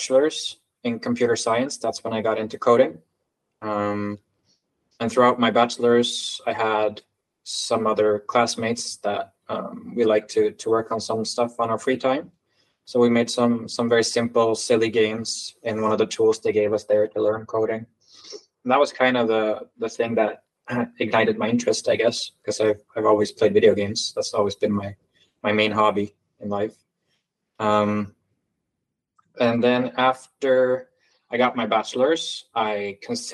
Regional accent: Sweden; I am from Sweden

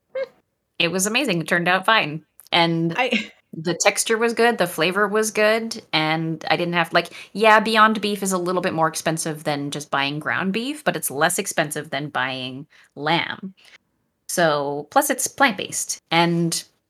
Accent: Canada; first language French; English is a second language; I'm Canadian. I grew up speaking French and did most of my education in French

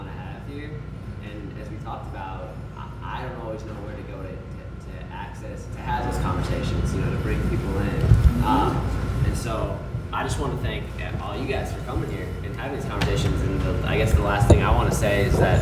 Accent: Ann Arbor, Michigan, United States; now in Detroit, United States; I grew up in Ann Arbor and I came here

